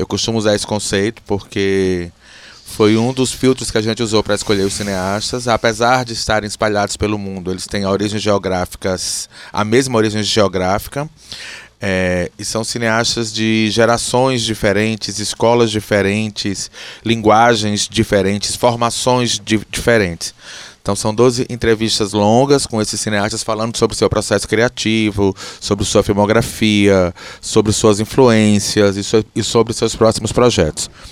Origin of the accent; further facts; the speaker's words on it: Alagoas, Brazil; now in Ceará, Brazil; eu sou alagoano e a razão de ter vindo morar no Ceará foi para fazer essa escola